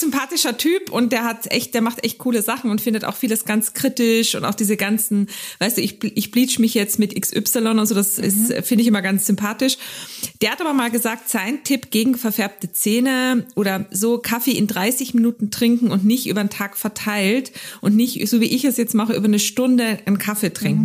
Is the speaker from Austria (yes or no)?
yes; Carinthia, Austria; accent: Carinthian; moved away; ich bin ja Österreicherin, weißt du, deswegen ist es ja für mich immer, wenn ich da bin, dann rede ich aber kärntnerisch mit dir